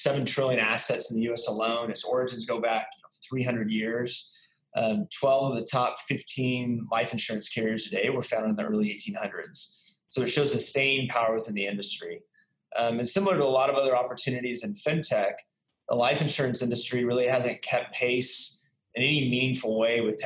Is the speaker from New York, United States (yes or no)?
no; San Antonio, Texas, United States; now in Dallas, United States; I'm originally from Texas, San Antonio, Texas. I've bounced around to a number of places, but then found myself back in Texas in 2007 and live here in Dallas